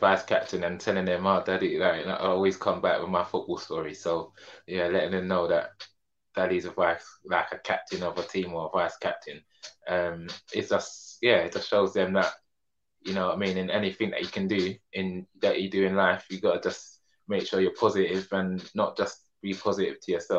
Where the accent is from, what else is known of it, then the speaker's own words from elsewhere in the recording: London, United Kingdom; I'm born and raised in Peckham